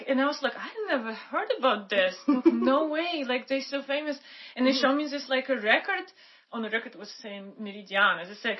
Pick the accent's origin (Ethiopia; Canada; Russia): Russia; Siberia; moved away; Because, like, I'm from Siberia. We don't have ocean there.